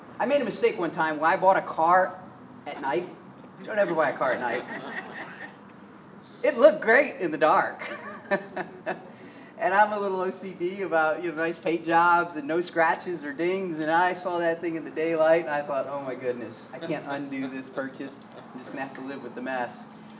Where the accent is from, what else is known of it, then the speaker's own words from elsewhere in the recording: Midwest, United States; also born or lived in Northeastern United States; Growing up in the Midwest and the Northeast, I was very aware in the wintertime when I exhaled